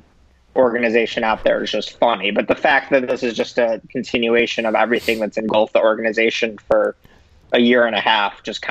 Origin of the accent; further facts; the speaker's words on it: Chicago, Illinois, United States; now in Oxford, United States; I've grown up a Cubs fan and I'm from Chicago